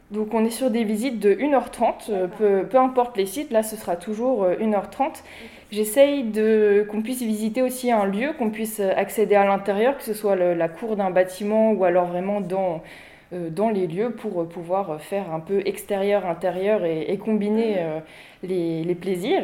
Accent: Huisseau-sur-Mauves, Centre-Val de Loire, France; also born or lived in Beaugency; je suis originaire euh, d'ici, je suis originaire de Huisseau. J'étais au lycée à Beaugency

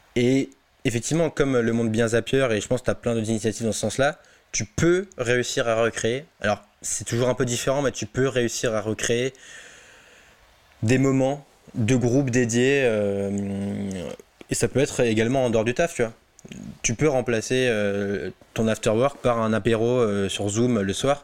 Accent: Alsace, Grand Est, France; now in Drancy, France; je suis chez moi, en Alsace, posé chez mes parents

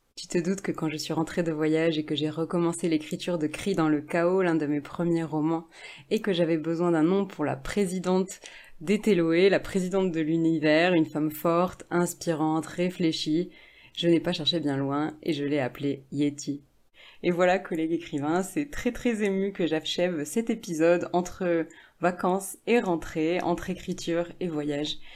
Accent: France; moi, qui suis française.

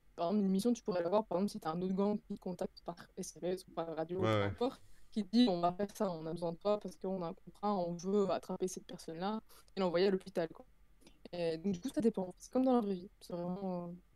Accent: Belgium; je suis belge

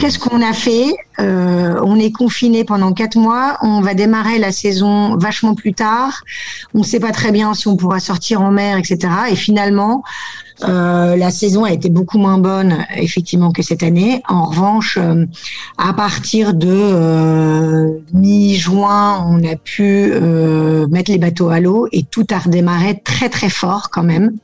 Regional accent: Lille, Hauts-de-France, France; moved away as an adult; now in Barcelona, Spain; originaire du Nord, ayant grandi dans le Nord

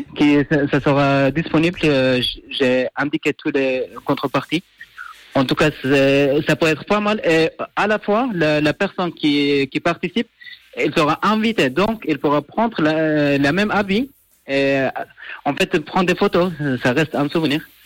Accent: Afghanistan; now in Neuchâtel, Switzerland; je viens de l'Afghanistan. Et du coup, j'ai, j'ai vécu cette guerre

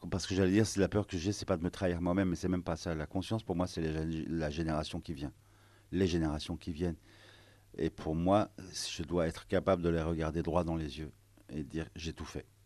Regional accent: France; moi, je suis français, je suis arménien, je suis libanais.

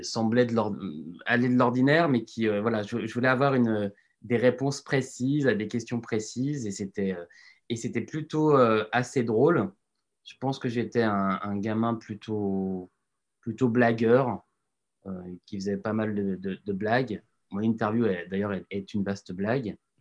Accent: Lyon, Auvergne-Rhône-Alpes, France; moved away as an adult; also born or lived in Annecy; now in Paris, France; J'ai grandi à Lyon mais euh, mes parents étant restés à Annecy

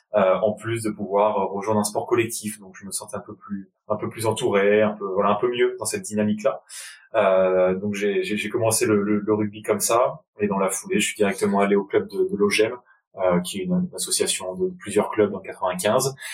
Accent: Enghien-les-Bains, Île-de-France, France; j'ai grandi euh, dans le nord-ouest de la région parisienne, dans une petite ville du 95 Val d'Oise qui s'appelle Anguin-les-Bains

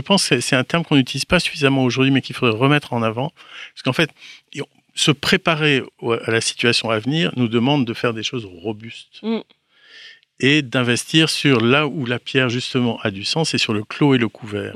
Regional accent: Brittany, France; Je suis breton

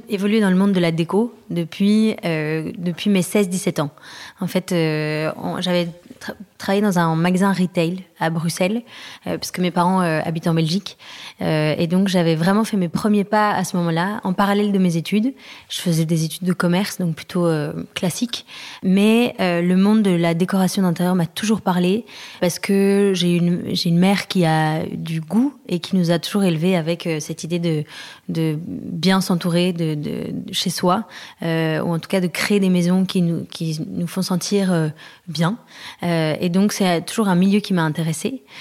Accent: France; on est rentré à Paris puisqu'on est français mais euh, on a habité longtemps à l'étranger.

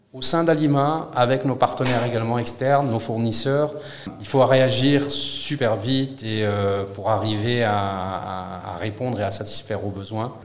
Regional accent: southern France, France; also born or lived in Morocco; j'ai grandi dans le sud de la France, je suis marocain.

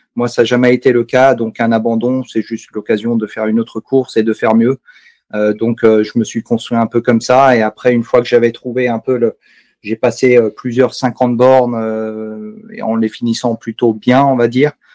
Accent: Savoie, Auvergne-Rhône-Alpes, France; also born or lived in Alsace; now in Mulhouse, France; J'habite euh, en Alsace, euh, juste à côté de Mulhouse, mais j'ai grandi en Savoie

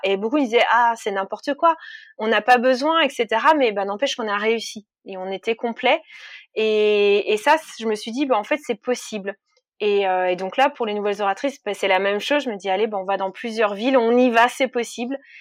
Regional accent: Jura, Bourgogne-Franche-Comté, France; moved away; je, viens du Jura, donc de l'autre côté de la France

